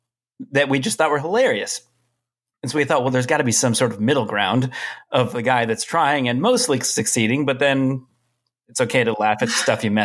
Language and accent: English; Seattle, Washington, United States; now in Los Angeles, United States; I'm originally from Seattle.